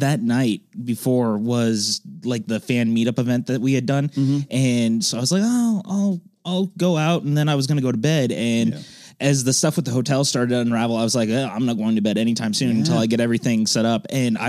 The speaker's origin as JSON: {"language": "English", "town": "Cameron Park", "region": "California", "country": "United States", "tie": "born or raised there", "said": "Past Sacramento, up in like a little town called Cameron Park. It's not a very big town."}